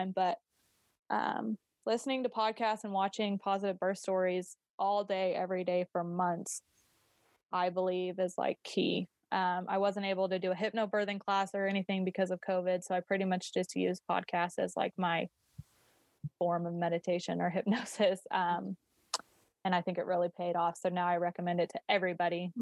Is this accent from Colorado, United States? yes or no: yes; Colorado, United States; I'm from Colorado.